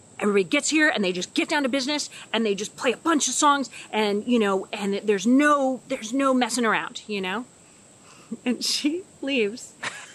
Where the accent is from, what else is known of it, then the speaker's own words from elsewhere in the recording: Redding, California, United States; moved away as an adult; also born or lived in Bay Area, California; now in Nashville, United States; So I'm from California. I grew up in way Northern California in Redding, but I'm from the Bay Area originally